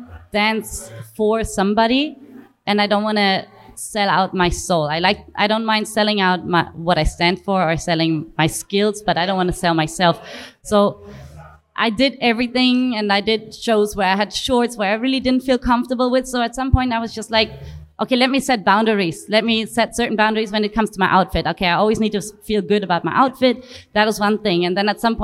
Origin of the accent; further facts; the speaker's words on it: Germany; I am a breaker from Germany.